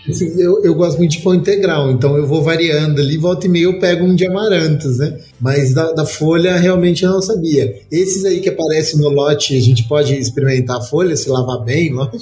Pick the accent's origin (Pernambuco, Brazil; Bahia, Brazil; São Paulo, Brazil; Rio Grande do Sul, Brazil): São Paulo, Brazil; moved away; also born or lived in Minas Gerais; eu sou paulista